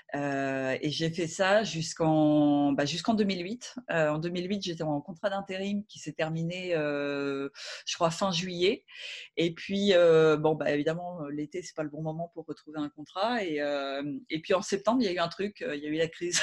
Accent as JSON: {"language": "French", "town": "Rouen", "region": "Normandy", "country": "France", "also_born_or_lived": "Paris", "moved": "as an adult", "said": "je suis de Rouen"}